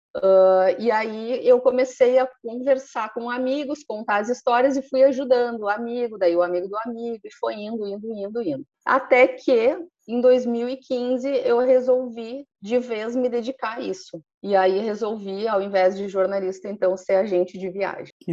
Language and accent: Portuguese; interior of Rio Grande do Sul, Brazil; also born or lived in Porto Alegre; now in Nova Petrópolis, Brazil; sou do interior de Rio Grande, uma cidadezinha bem ao sul